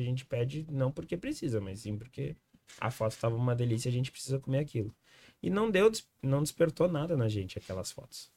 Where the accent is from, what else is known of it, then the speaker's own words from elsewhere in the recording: Viamão, Rio Grande do Sul, Brazil; Nós somos de Viamão